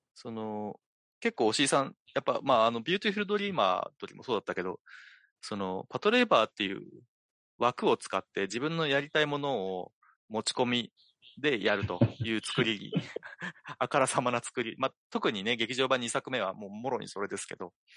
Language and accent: Japanese; Niigata, Japan; 僕は新潟出身